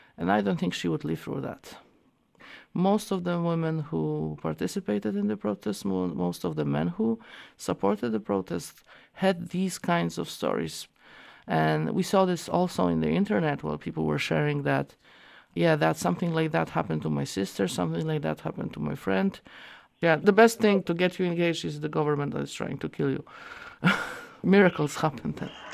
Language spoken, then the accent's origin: English; Poland; I'm from Poland.